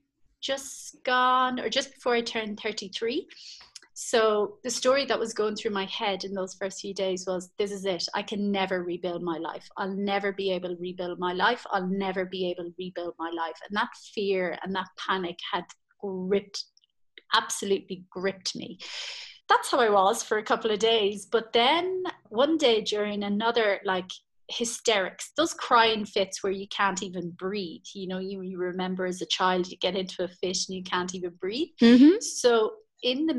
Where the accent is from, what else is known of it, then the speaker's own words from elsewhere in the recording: Ireland; moved away as an adult; I'm Irish, and I was at home in Ireland